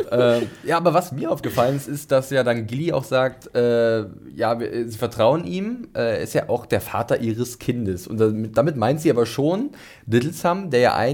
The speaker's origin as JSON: {"language": "German", "region": "Northern Germany", "country": "Germany", "said": "Ich komme zwar auch aus dem Norden, aber ich bin sowas von nicht seefest."}